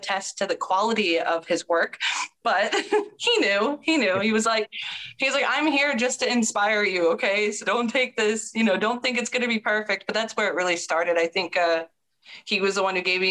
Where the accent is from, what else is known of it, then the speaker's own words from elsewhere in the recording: Santa Fe, New Mexico, United States; now in Florida, United States; No, New Mexico, but born in New Mexico, kind of raised there, and then also raised out here in the East in Florida as well